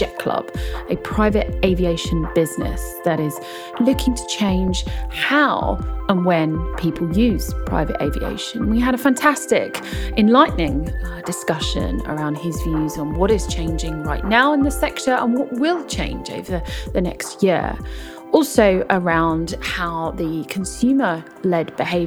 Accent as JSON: {"language": "English", "country": "United Kingdom", "said": "I'm British"}